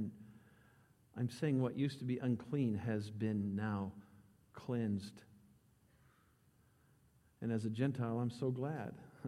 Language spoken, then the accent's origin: English; United States; as an American